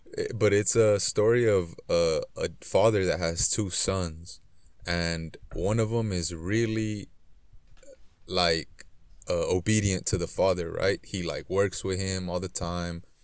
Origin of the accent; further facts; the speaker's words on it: Los Angeles, California, United States; I grew up in South Central Los Angeles